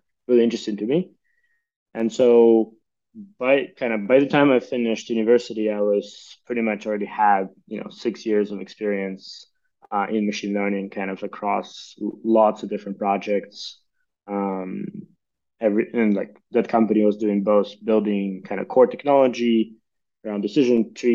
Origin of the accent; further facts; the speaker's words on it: Ukraine; moved away; I'm originally from Ukraine.